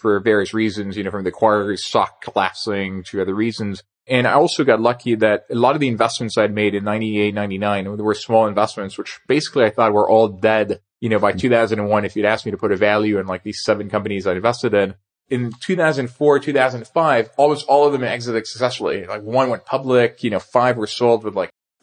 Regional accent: Nice, Provence-Alpes-Côte d'Azur, France; moved away as an adult; also born or lived in Paris / New York; I was born in Paris. I grew up in Nice in the southern part of France and came to the US for college.

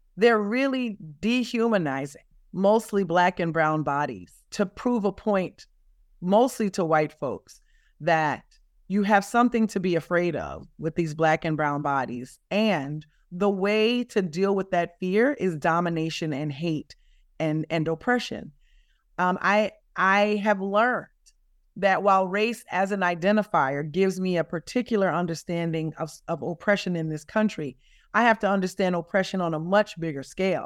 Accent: the South, United States; as a Southerner

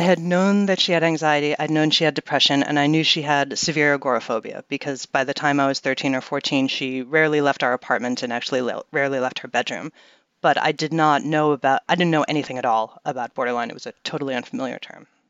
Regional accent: New York City, New York, United States; I grew up in Manhattan in New York City

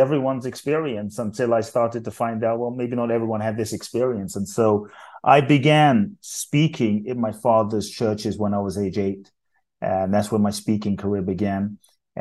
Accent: London, United Kingdom; born or raised there; also born or lived in Ghana / Mexico; now in United States

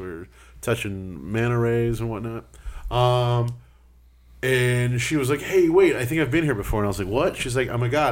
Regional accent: Corpus Christi, Texas, United States; I was born in Corpus Christi, Texas

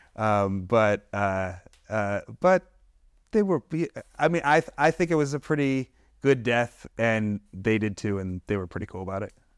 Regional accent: Detroit, Michigan, United States; I'm from Detroit

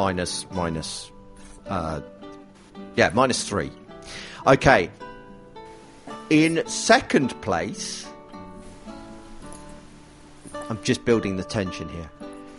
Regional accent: United Kingdom; I'm British

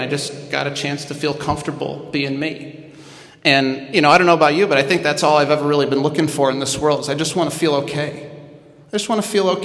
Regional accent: Midwest, United States; I'm from the Midwest

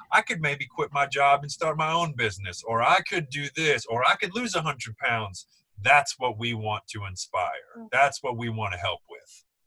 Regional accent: Nebraska, United States; We grew up in Nebraska

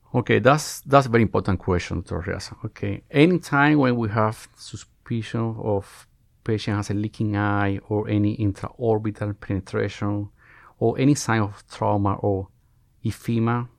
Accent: Cuba; moved away as an adult; now in United States; I'm Cuban. I was born, born and raised in Cuba, where I spent almost all my life.

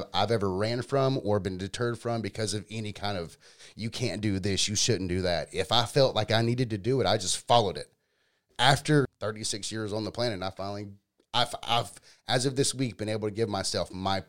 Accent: Powder Springs, Georgia, United States; I grew up in Powder Springs. I grew up about 35 minutes south of here.

